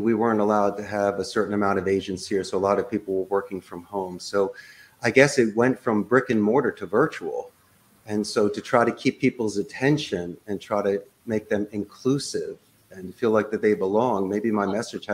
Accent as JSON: {"language": "English", "town": "Philadelphia", "region": "Pennsylvania", "country": "United States", "moved": "as an adult", "lives_now": "Costa Rica", "said": "I'm originally from Northeast Philadelphia"}